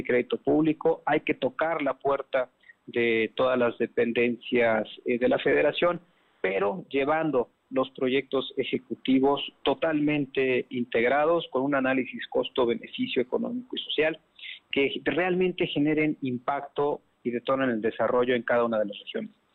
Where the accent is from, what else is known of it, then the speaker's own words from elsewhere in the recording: Puebla, Mexico; como poblanos